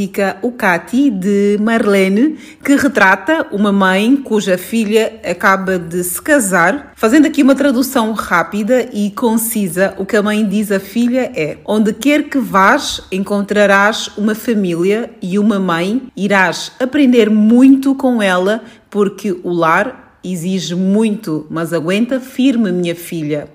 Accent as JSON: {"language": "Portuguese", "town": "Luanda", "region": "Luanda Province", "country": "Angola", "tie": "born or raised there", "said": "minha infância em Luanda"}